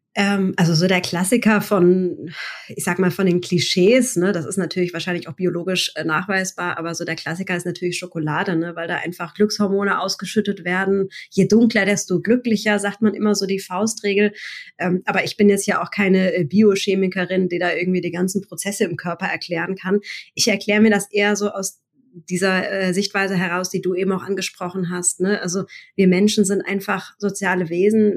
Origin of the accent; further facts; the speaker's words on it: Mannheim, Baden-Württemberg, Germany; also born or lived in Bergstraße; Ich bin gebürtige Monomerin, also äh, in und um Mannheim herum